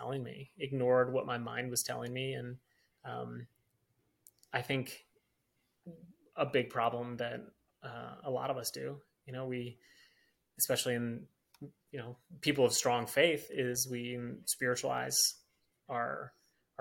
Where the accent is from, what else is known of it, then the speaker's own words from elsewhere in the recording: Michigan, United States; I'm from Michigan, grew up in Michigan